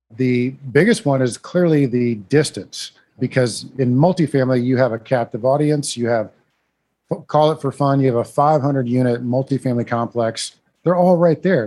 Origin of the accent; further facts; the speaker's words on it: Iowa, United States; accent: northern; now in San Antonio, United States; I grew up in Iowa